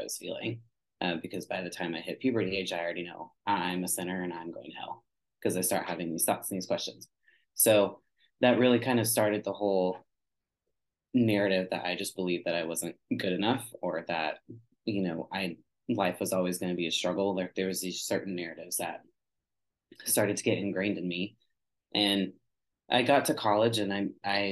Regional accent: Texas, United States; I grew up in Texas and the Bible Belt

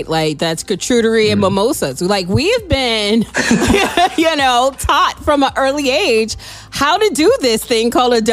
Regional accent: Chicago, Illinois, United States; as a kid growing up in Chicagoland

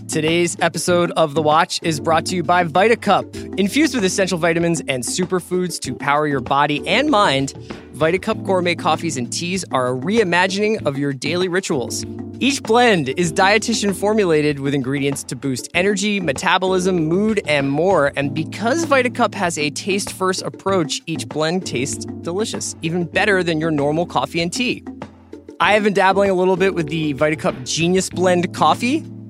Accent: Northeast, United States; I'm from the Northeast

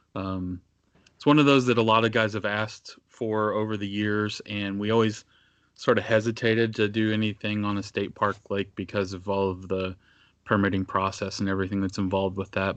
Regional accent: Northeast Indiana, United States; I grew up in Northeast Indiana

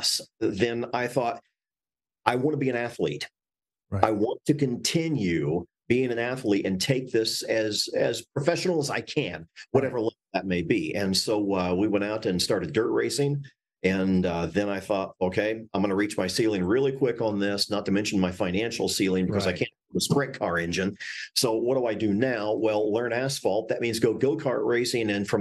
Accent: Indiana, United States; I'm from Indiana.

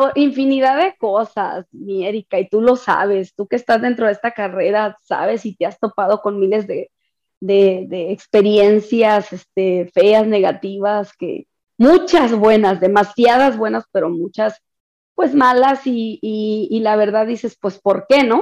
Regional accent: Sonora, Mexico; soy de Sonora

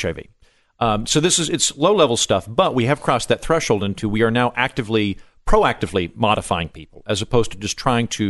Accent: Oklahoma, United States; I'm from Oklahoma.

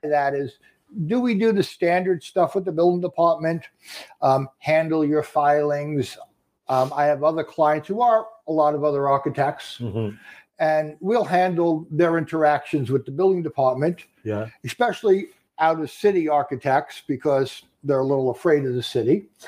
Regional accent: Long Island, New York, United States; Born and raised on Long Island.

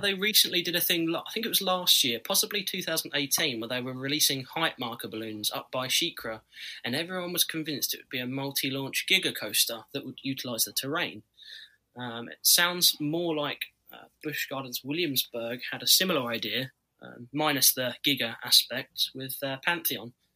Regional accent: Scotland, United Kingdom; also born or lived in Florida, United States; I'll be back in Scotland.

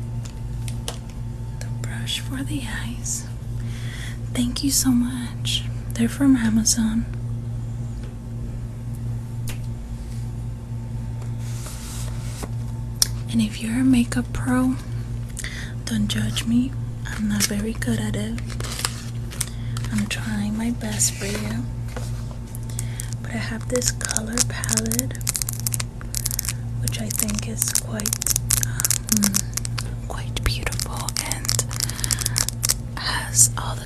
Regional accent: Cuba; now in United States; I was born in Cuba

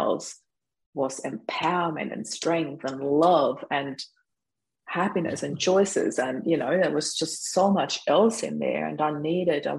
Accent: Vienna, Austria; moved away as an adult; now in Australia; we spent Christmas in Vienna, in my hometown where I was born

